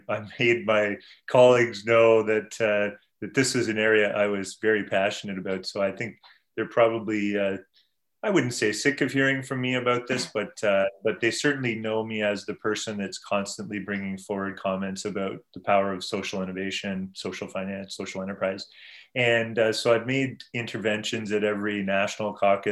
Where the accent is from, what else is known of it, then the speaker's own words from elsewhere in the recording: Brampton, Ontario, Canada; also born or lived in South Korea / London, United Kingdom; where I grew up in Brampton in Peel region